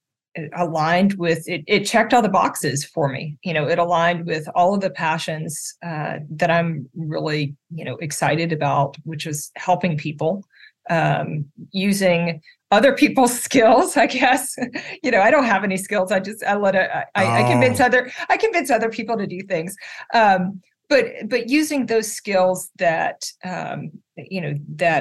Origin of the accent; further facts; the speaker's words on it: Natchitoches, Louisiana, United States; now in Central Florida, United States; I grew up in this little town called Natchitoches, Louisiana